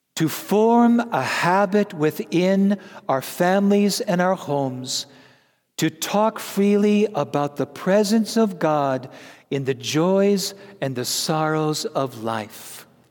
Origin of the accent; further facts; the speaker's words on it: Wisconsin, United States; I'm from Wisconsin